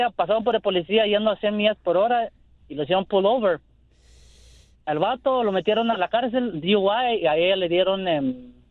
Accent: Belize; soy de Belice

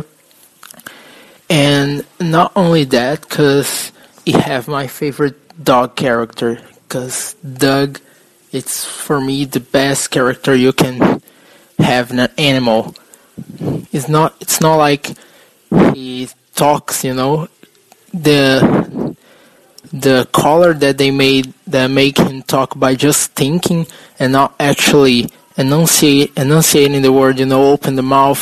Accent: São Paulo, Brazil; I'm from Brazil, São Paulo.

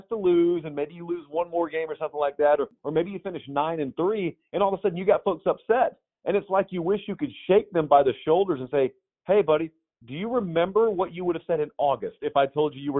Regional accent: the South, United States; because I grew up in the South and I got to go to a bunch of, you know, great venues throughout my childhood

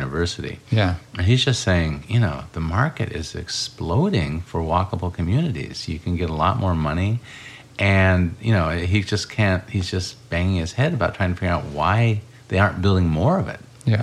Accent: Urbana, Illinois, United States; also born or lived in Iowa; I grew up in Urbana, Illinois

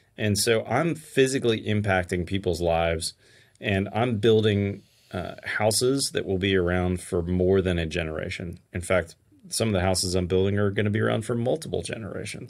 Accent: Pittsburgh, Pennsylvania, United States; now in Texas, United States; I grew up in Pittsburgh, Pennsylvania

